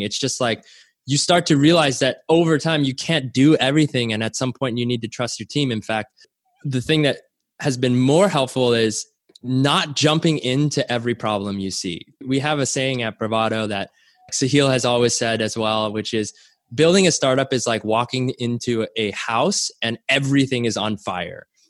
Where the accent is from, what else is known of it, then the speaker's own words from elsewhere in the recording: Canada; I was born in Canada, and my parents immigrated there when they were relatively young